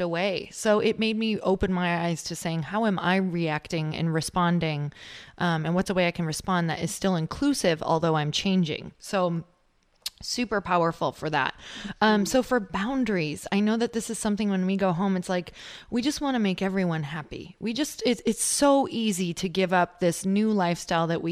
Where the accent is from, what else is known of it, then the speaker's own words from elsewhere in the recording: Midwest, United States; now in California, United States; I'm from the Midwest, so I live in California now